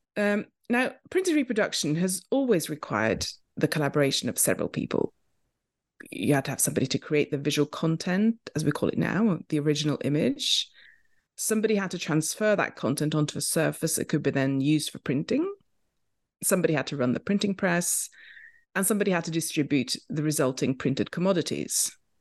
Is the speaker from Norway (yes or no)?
yes; Oslo, Norway; moved away as an adult; also born or lived in London, United Kingdom; I grew up in Oslo, Norway